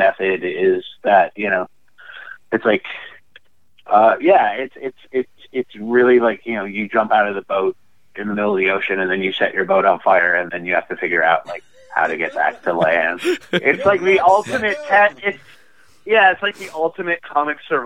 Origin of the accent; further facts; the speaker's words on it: Chicago, Illinois, United States; now in Portland, United States; I grew up in Chicago